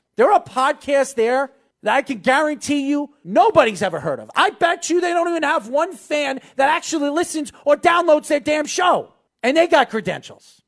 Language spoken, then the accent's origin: English; United States; as an American